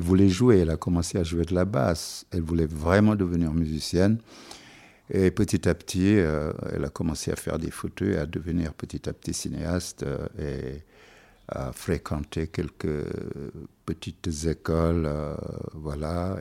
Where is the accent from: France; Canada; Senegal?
Senegal; first language Wolof; French is a second language; moved away; je suis toujours sénégalais